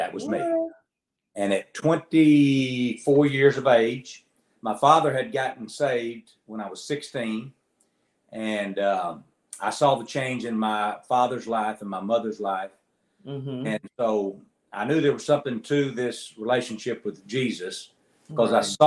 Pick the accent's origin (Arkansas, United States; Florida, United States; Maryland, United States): Arkansas, United States; North Little Rock; we're from North Little Rock. You said Little Rock, but it's North Little Rock. And I'm sitting in the very house that I've spent 54 years in. My dad built this when I was 11 years old